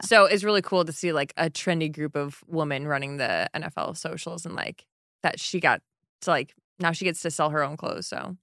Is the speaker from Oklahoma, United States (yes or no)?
no; Michigan, United States; moved away; I grew up in Michigan where people had lake houses